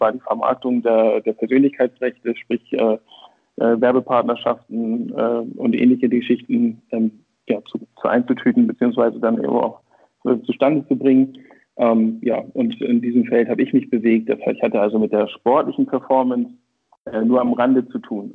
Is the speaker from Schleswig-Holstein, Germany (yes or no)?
yes; Brunsbüttel, Schleswig-Holstein, Germany; also born or lived in Hamburg; geboren in Hamburg, tatsächlich waschechter Norddeutscher. Ähm, aufgewachsen und sozialisiert in Schleswig-Holstein im beschaulichen Brunsbüttel